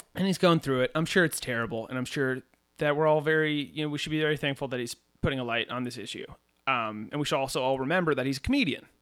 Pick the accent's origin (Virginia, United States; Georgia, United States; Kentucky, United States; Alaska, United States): Virginia, United States; McLean; we're from McLean, Virginia.